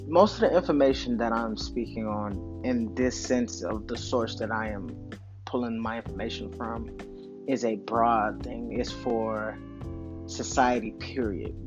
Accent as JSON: {"language": "English", "town": "Camden", "region": "South Carolina", "country": "United States", "tie": "born or raised there", "also_born_or_lived": "Panama City, Florida", "said": "In my hood, in the tracks in Camden, South Carolina, we had the laundromat and Mr. Watkins Store."}